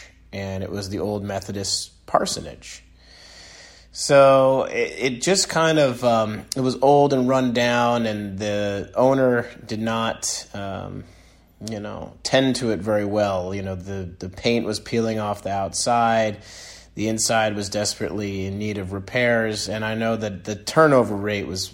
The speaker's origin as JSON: {"language": "English", "town": "East Haddam", "region": "Connecticut", "country": "United States", "tie": "born or raised there", "also_born_or_lived": "Norwich, Connecticut", "said": "I grew up in East Haddam /Mudus, Connecticut"}